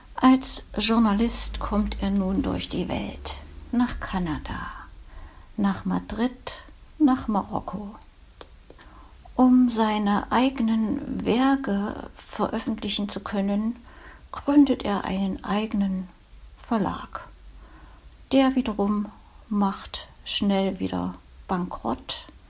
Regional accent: Thuringian Forest village, Germany; In meinem Heimatdorf, damals eine 300-Seelen-Gemeinde, gab es wunderschöne Thüringer Waldluft

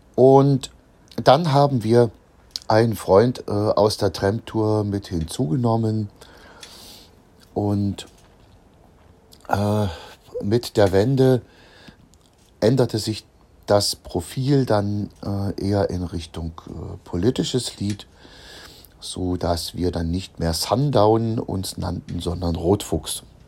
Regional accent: Germany; bei uns in der DDR

